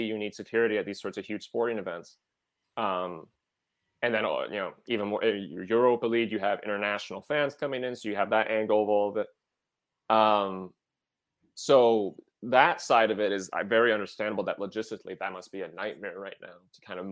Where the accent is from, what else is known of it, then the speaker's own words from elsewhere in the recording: Western Wisconsin, United States; But I'm from Wisconsin. I'm a Wisconsinite, but I'm from Western Wisconsin.